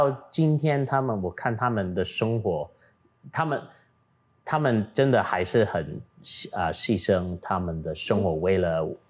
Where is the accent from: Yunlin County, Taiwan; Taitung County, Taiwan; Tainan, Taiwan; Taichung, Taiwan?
Taitung County, Taiwan; 因为哦，咱咱是台东人，所以，you know，我爸爸、我阿公阿妈拢伫日本嗯读册